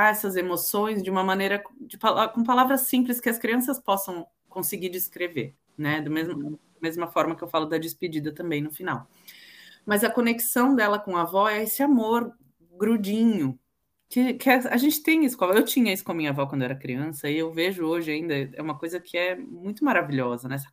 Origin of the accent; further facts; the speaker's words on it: Southeast, Brazil; now in London, United Kingdom; Eu venho do Sudeste